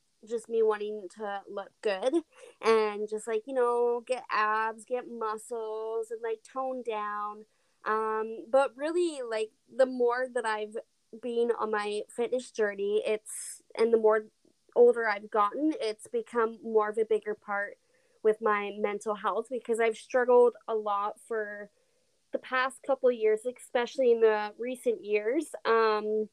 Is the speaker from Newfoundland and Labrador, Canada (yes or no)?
no; Alberta, Canada; I'm originally and born and raised in Canada, Alberta